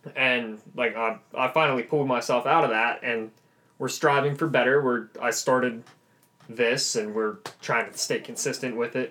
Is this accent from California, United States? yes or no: no; Lancaster, Pennsylvania, United States; moved away as an adult; now in Pittsburgh, United States; when I go home to Lancaster than when I'm out in Pittsburgh because I'm not from Pittsburgh